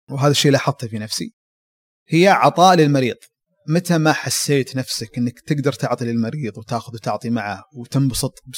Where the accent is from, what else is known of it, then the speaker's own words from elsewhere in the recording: Abha, Asir, Saudi Arabia; من آه، سكان المنطقه الجنوبيه مدينه ابها نشأت وترعرعت ودرست في ابها تخرجت من جامعه الملك خالد